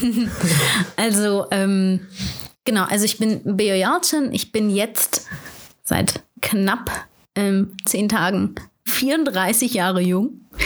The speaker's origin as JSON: {"language": "German", "town": "Aachen", "region": "North Rhine-Westphalia", "country": "Germany", "moved": "yes", "said": "ich komme ja ursprünglich aus Aachen"}